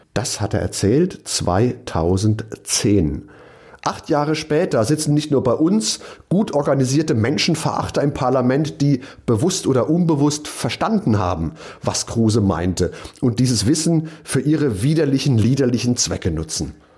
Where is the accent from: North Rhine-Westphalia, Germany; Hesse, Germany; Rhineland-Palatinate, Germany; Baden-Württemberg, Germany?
Rhineland-Palatinate, Germany; Mainz; in meiner Heimatstadt